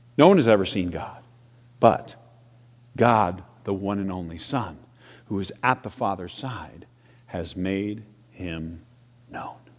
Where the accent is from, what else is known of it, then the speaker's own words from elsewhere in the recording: Salina, Kansas, United States; my elementary school days growing up in Salina, Kansas